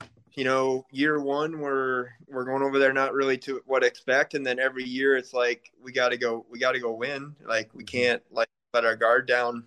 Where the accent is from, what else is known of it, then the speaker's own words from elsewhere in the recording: Illinois, United States; I'm originally here from Illinois.